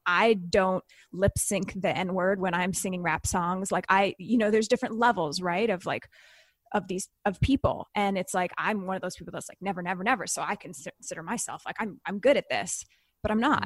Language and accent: English; Canada; I'm Canadian